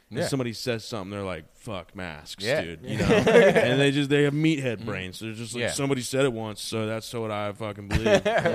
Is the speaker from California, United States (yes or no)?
no; North Carolina, United States; I'm from North Carolina.